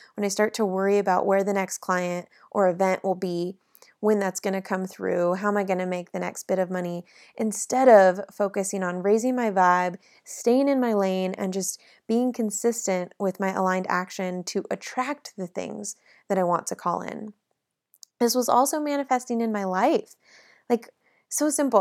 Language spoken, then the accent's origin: English; South Lake Tahoe, California, United States; now in Nashville, United States; my hometown of South Lake Tahoe